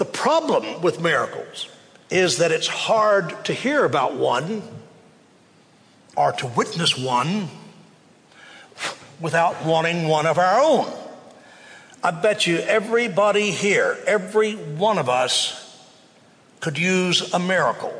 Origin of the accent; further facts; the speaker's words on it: Waco, Texas, United States; I grew up in Waco